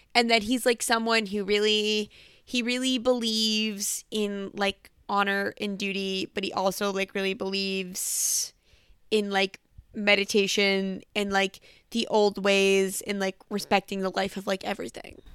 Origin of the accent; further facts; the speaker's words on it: United States; as an American